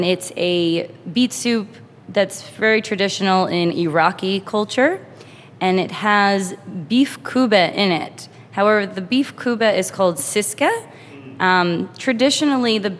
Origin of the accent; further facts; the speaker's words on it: New York, United States; I'm a New Yorker, born in New York